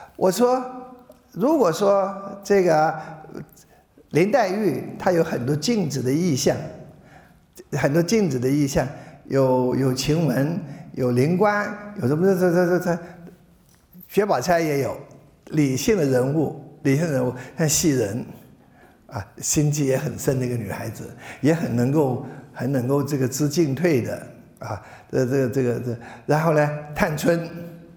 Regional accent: China; 我们中国人的人生哲学

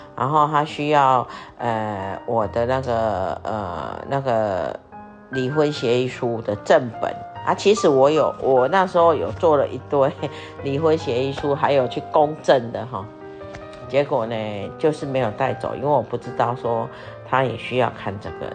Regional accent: Taiwan; moved away; 我们台湾人

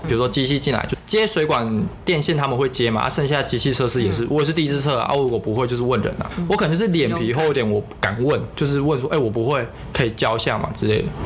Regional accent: Taiwan; moved away as an adult; also born or lived in South Korea; 就是那里就只有我一个是台湾人而已啊

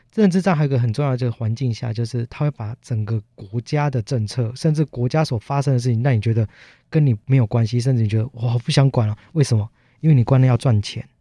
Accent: Tainan, Taiwan; 我自己是身份字号是R开头，我们来自台南

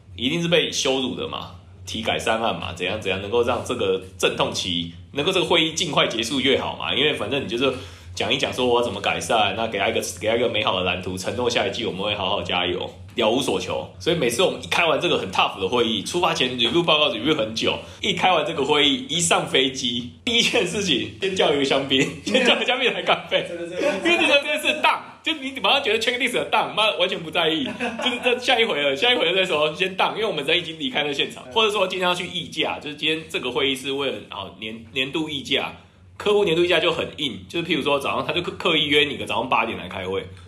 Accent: Taiwan; 因为我也是台湾人，我就是这样教会长大的嘛

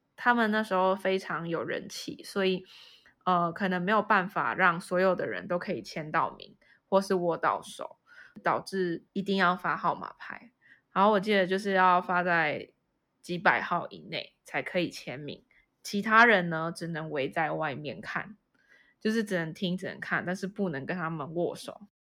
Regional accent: Kaohsiung, Taiwan; 我是在高雄长大嘛

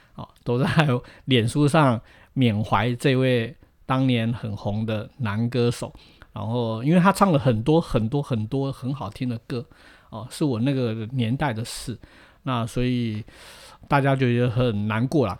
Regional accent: Tainan, Taiwan; 其实我们都是台南人

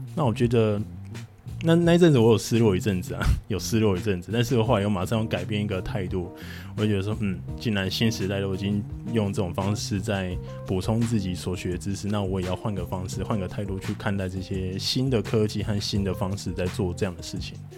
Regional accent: Taiwan; 我本身其实我是高雄人，然后在，在屏东旁，旁边这样

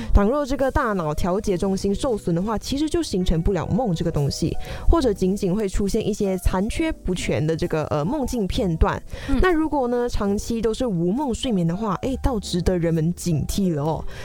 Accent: Malaysia; now in Taiwan; 跟我们马来西亚人也是会在，诶，台湾很常会想要吃的食物

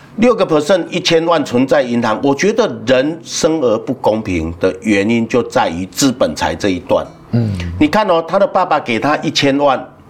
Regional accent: Yunlin County, Taiwan; moved away; also born or lived in Taipei / Taichung; 像我们云林人啊，出来外面工作啊

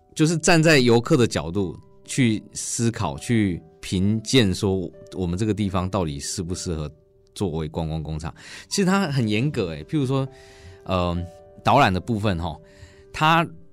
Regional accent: Changhua County, Taiwan; 走进彰化，我们家乡比较缺乏资源的小学

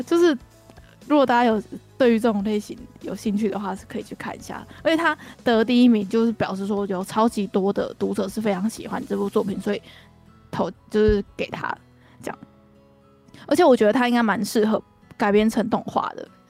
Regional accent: Kaohsiung, Taiwan; now in Taoyuan, Taiwan; 我们高雄人就是适合活在阳光下面

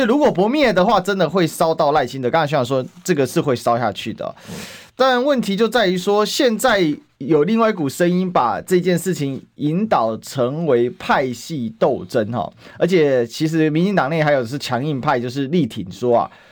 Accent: Taiwan; 用我们台湾话讲叫locomoya啦

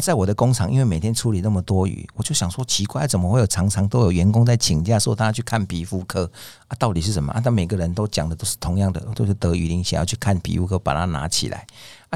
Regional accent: southern Taiwan, Taiwan; 我们南部人说

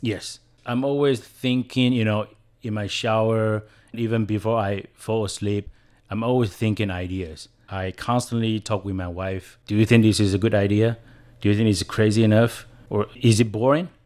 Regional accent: Taiwan; first language Chinese; English is a second language; I was born and bred in Taiwan, and English wasn't my, my first language. Chinese was, is my first language

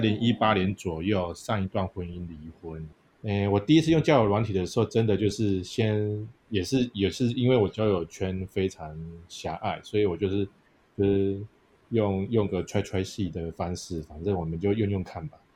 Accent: Yilan County, Taiwan; 因为我是宜兰人会有点那个 Q

